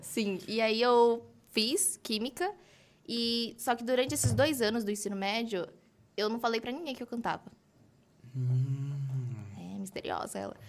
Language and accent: Portuguese; Mogi das Cruzes, São Paulo, Brazil; eu sou de Mogi das Cruzes, hum, tenho 20 anos